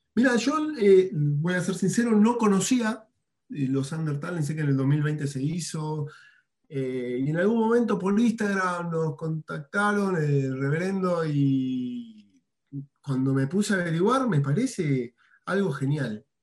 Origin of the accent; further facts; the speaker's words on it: Buenos Aires, Argentina; moved away as an adult; now in Merlo, Argentina; yo soy nacido en Buenos Aires, tuve mis bandas allá, pero en el 2013 me vine a vivir acá a la provincia de San Luis, a Merlo